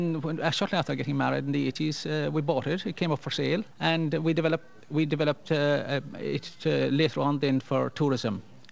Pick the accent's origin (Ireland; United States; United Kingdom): Ireland; Kerry, Munster; first language Irish; When I was a child, I spoke Gaelic, and most people in Kerry would have some Gaelic, maybe back a generation or so.